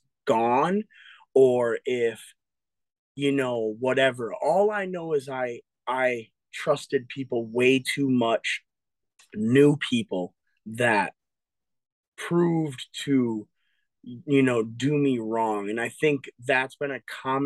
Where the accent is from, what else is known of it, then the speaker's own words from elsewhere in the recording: Eau Claire, Wisconsin, United States; also born or lived in Appleton, Wisconsin; I was born in Appleton, Wisconsin, but I was raised since 2 years old in Eau Claire